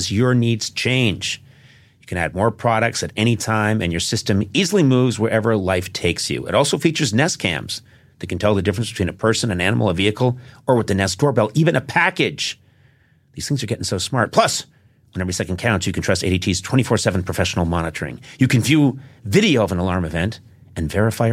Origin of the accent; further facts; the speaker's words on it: Brookline, Massachusetts, United States; I grew up in Brookline